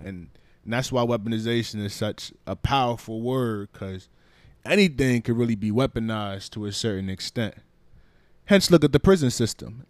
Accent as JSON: {"language": "English", "country": "Liberia", "moved": "yes", "said": "my home country of Liberia"}